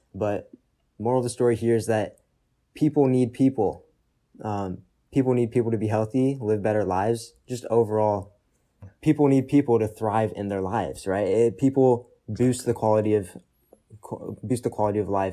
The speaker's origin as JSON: {"language": "English", "town": "Austin", "region": "Texas", "country": "United States", "tie": "born or raised there", "moved": "yes", "said": "born and partially raised in Texas. born in Austin"}